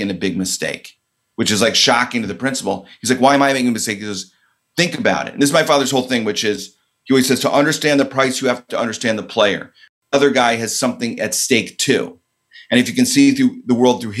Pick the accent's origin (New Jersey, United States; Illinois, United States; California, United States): Illinois, United States; outside of Chicago; I grew up in outside of Chicago, very suburban